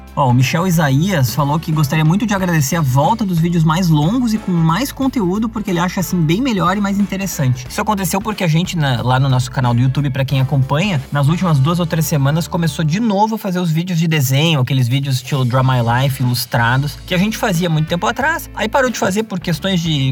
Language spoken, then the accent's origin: Portuguese; Gaúcho, Rio Grande do Sul, Brazil; accent: gaúcho; falando do meu sotaque, né? Falando que o idioma português é gauchado